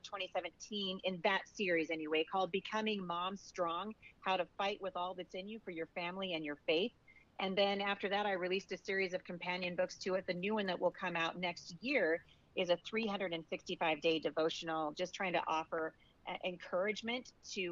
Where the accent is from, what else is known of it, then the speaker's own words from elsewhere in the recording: Portland, Oregon, United States; now in Washington State, United States; I was born in Portland, Oregon